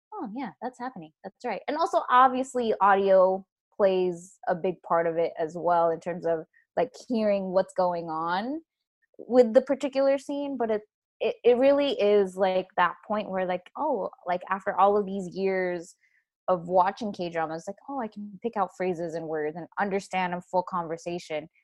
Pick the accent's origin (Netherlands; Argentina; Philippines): Philippines; I am Filipino, so I was exposed to that as as a young age